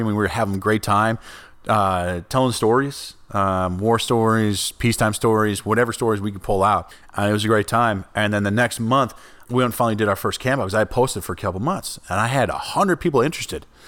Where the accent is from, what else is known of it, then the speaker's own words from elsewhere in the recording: northern Minnesota, United States; I grew up in northern Minnesota